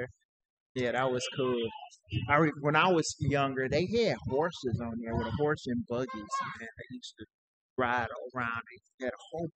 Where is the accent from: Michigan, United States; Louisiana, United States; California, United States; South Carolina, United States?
Michigan, United States; Detroit; I grew up here in Detroit